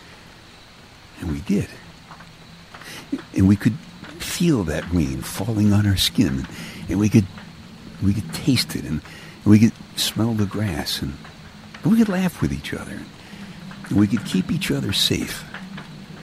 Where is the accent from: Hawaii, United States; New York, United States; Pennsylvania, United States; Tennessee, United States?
New York, United States; New York City; I'm from Brooklyn, and weather doesn't really mean very much most of the time in Brooklyn